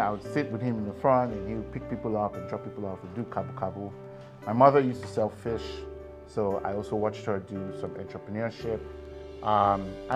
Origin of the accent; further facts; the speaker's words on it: Lagos, Nigeria; moved away; also born or lived in Canada; I grew up in Lagos. I was born in Lagos, actually, in Yaba.